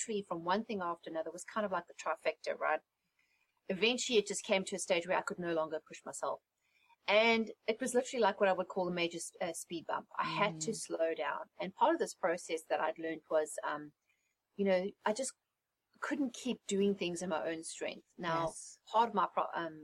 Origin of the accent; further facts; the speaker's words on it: South Africa; moved away as an adult; also born or lived in England; now in United States; I was born and raised in South Africa